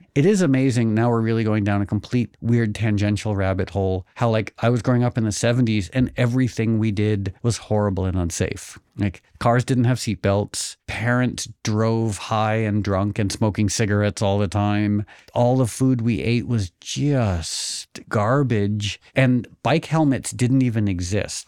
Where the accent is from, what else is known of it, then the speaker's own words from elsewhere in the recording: Connecticut, United States; also born or lived in New York; born in New York, grew up in Connecticut